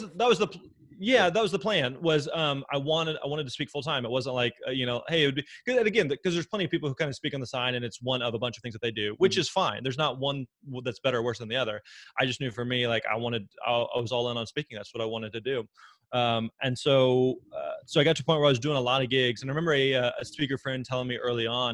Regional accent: Springfield, Missouri, United States; moved away as an adult; now in Nashville, United States; I grew up in uh, in Southwest Missouri, in Springfield, Missouri, and so born and raised there

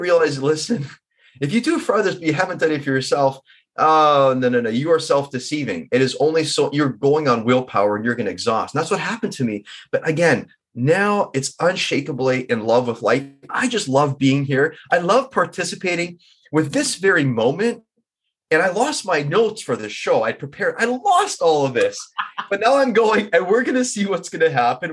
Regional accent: Vancouver, British Columbia, Canada; I'm from Vancouver

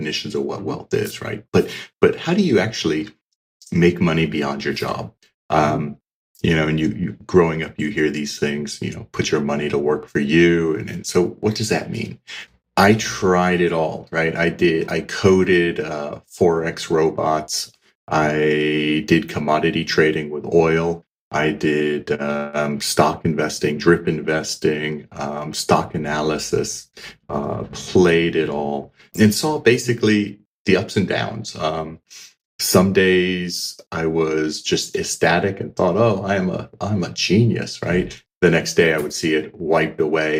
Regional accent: United States; moved away as an adult; also born or lived in Australia; now in Switzerland; as you may hear from the accent, I grew up in the States. I am an American.

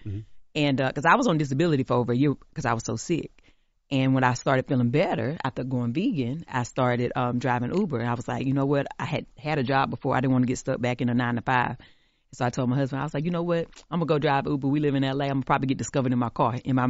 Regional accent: the South, United States; We're enough just as we are, even if we're from the country, even if we're from the South.

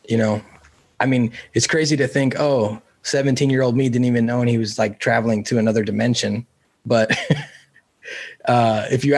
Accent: California, United States; I grew up in California

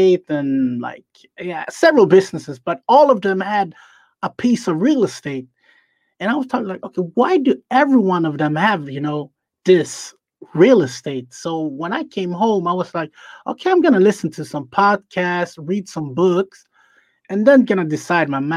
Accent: Sweden; I'm from Sweden, and my parents are from Ghana, but I'm born in Sweden, so I'm a second generation

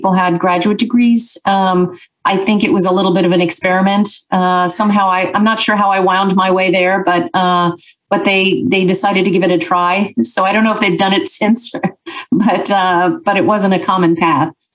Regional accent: Wichita, Kansas, United States; I grew up in Wichita, Kansas.

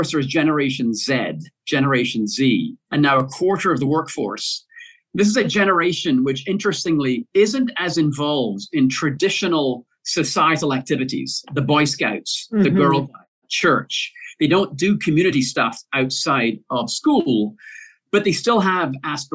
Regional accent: Glasgow, Scotland, United Kingdom; my hometown in Glasgow in Scotland

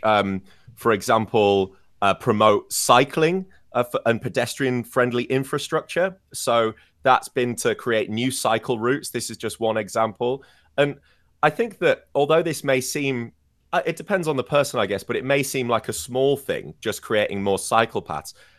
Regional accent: Scarborough, Yorkshire and the Humber, United Kingdom; born or raised there; moved away; also born or lived in York

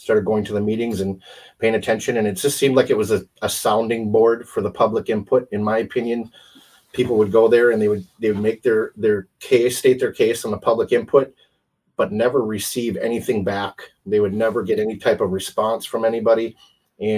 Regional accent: Wisconsin, United States; moved away as an adult; also born or lived in Arizona; I'm originally from Wisconsin. So we moved back up here

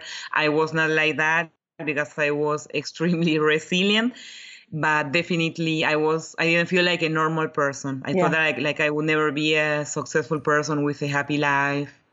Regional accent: Buenos Aires, Argentina; moved away as an adult; now in Europe; I grew up in Buenos Aires, Argentina, but I moved to Europe when I was 28.

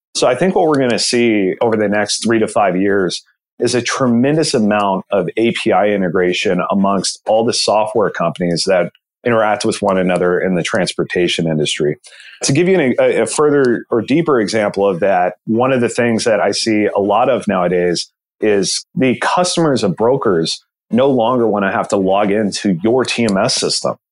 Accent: Southern California, United States; I'm from born and raised Southern California

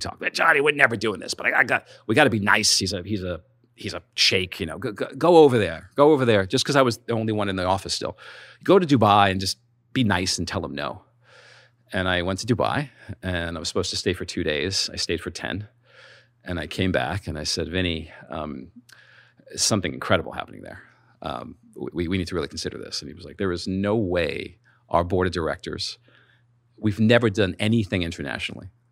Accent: New York, United States; I'm from New York

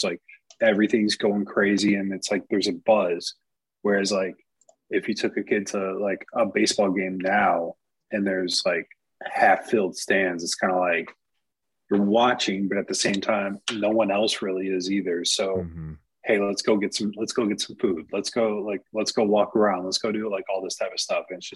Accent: Ohio, United States; moved away; growing up in Ohio

